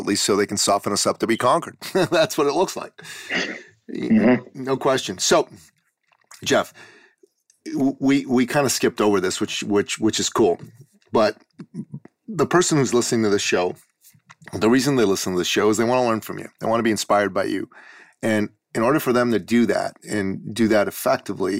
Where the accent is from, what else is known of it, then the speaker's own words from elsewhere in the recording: Iran; moved away; I come from the Middle East. I'm from Iran. I'm a Christian from Iran. My family left Iran right after the Islamic Revolution